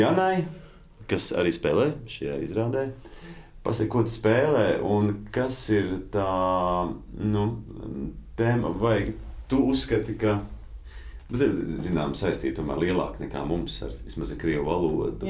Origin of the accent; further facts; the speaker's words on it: Latvia; mēs esam latvieši